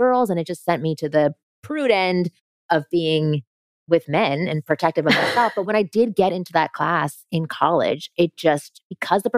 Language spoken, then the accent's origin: English; Toronto, Ontario, Canada; grew up in Toronto, in Canada